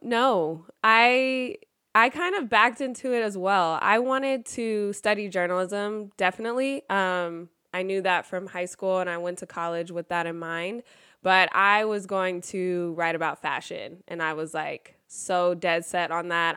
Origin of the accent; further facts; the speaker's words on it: Sacramento, California, United States; I'm actually from Sacramento and grew up a Lakers fan